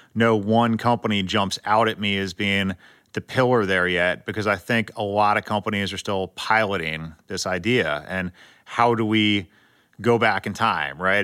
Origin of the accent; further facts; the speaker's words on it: San Diego, California, United States; I grew up in Southern California and San Diego